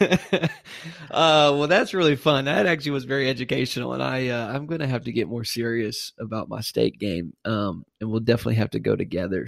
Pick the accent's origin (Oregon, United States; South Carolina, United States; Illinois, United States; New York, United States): South Carolina, United States; I'm from South Carolina